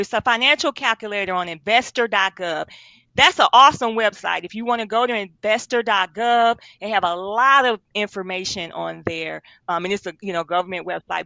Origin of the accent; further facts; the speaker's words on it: Milwaukee, Wisconsin, United States; moved away as an adult; also born or lived in Atlanta; I'm from Milwaukee, Wisconsin. Um, born and raised. I stayed in Atlanta for uh, about 15 years, but I'm back in Milwaukee now.